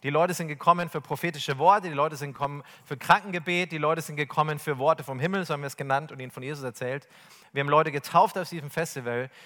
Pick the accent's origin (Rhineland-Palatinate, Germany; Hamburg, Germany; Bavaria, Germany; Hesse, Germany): Bavaria, Germany; ich komme aus Bayern